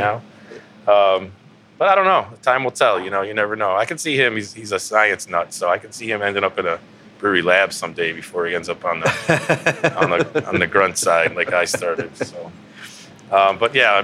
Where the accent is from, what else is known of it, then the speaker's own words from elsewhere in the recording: Cleveland, Ohio, United States; also born or lived in Lakewood, Ohio; I was born and raised here in Cleveland.